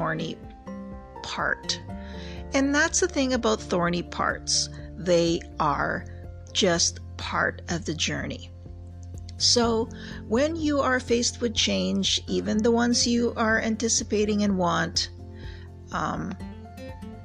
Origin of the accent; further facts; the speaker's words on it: Canada; I have lived across Canada and practiced in several provinces. There you go. I'm Canadian